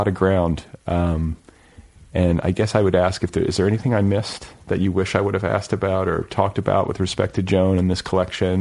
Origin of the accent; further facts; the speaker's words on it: Indiana, United States; moved away as an adult; also born or lived in Colorado; now in Los Angeles, United States; when I first moved to Colorado years ago, I was from Indiana at that point